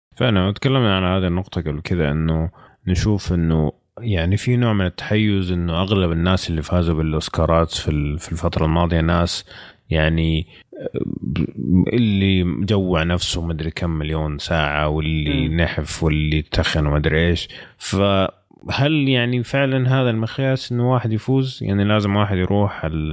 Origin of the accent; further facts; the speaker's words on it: Saudi Arabia; عندنا في السعوديه